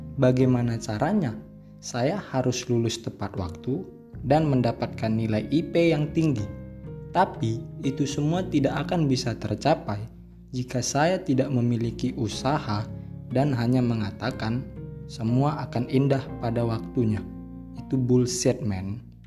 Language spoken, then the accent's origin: Indonesian; Medan, North Sumatra, Indonesia; moved away as an adult; now in Lampung, Indonesia; saya berasal dari Medan, Sumatera Utara